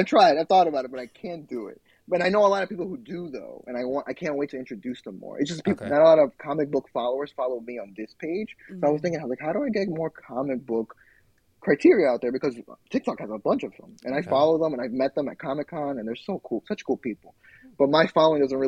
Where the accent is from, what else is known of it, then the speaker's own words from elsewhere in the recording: New York City, New York, United States; I am in Queens, which is my hometown.